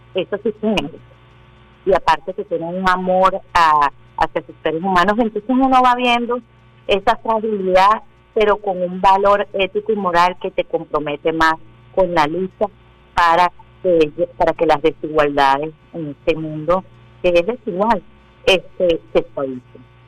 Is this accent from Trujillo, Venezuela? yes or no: no; Caracas, Miranda, Venezuela; nací en el Cafetal, mi padre es armenio